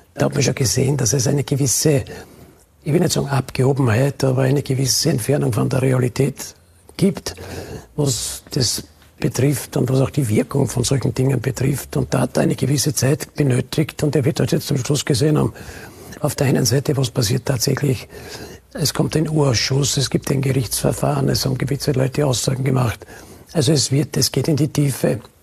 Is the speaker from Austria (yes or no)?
yes; Burgenland, Austria; bei uns im Burgenland